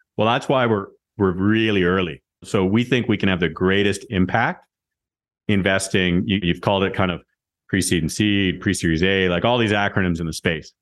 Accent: Moose Jaw, Saskatchewan, Canada; I was a kid from Moose Jaw

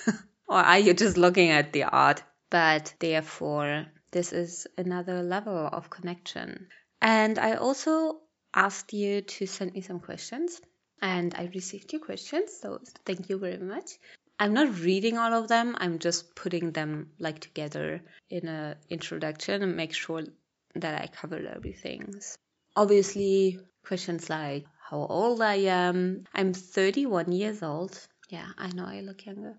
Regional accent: Berlin, Germany; moved away as an adult; also born or lived in Malawi; I'm born and raised in Berlin, in Germany

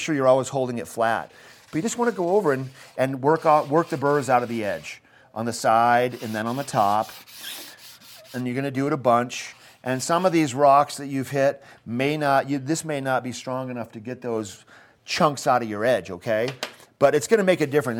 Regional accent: Maine, United States; now in Eagle County, United States; I'm, I'm from Maine, and I grew up eating the Maine

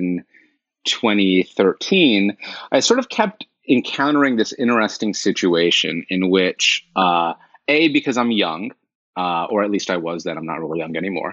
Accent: Los Angeles, California, United States; born or raised there; moved away as an adult; also born or lived in Northampton, Massachusetts / Oakland, California; now in New York, United States

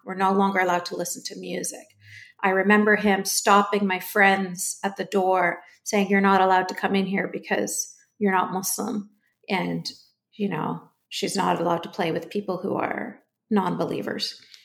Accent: Canada; I was born and raised in Canada.

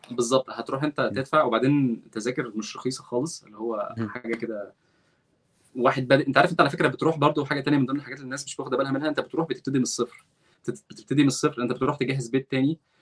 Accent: Egypt; moved away as an adult; now in Redwood City, United States; انا مصري وبتكلم عربي ومسلم

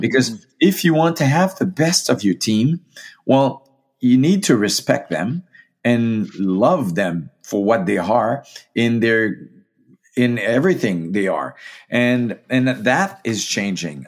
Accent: Gaspésie, Quebec, Canada; moved away; also born or lived in Saskatchewan; I am from the Maritimes, from, uh, Gaspé Zy

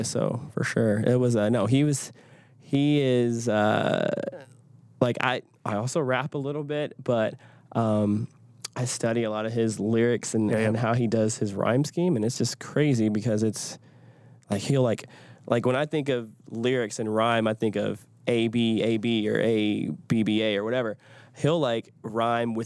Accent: Detroit, Michigan, United States; now in Nashville, United States; I grew up in Detroit, so a lot of Motown

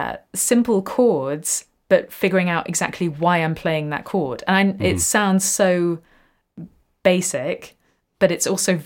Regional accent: England, United Kingdom; moved away; I'm too English

